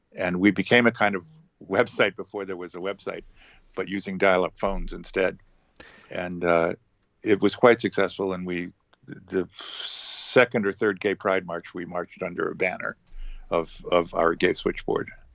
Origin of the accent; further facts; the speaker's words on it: Manchester, New Hampshire, United States; moved away as an adult; now in New York, United States; worked in actual urban renewal in New Hampshire, in my hometown